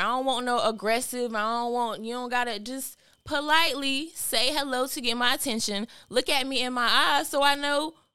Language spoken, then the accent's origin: English; North Carolina, United States; accent: North Carolina accent; I'm from North Carolina. And they be like, that little accent. I don't hear no accent, but you know, every time you somewhere else, everybody hear a little North Carolina accent.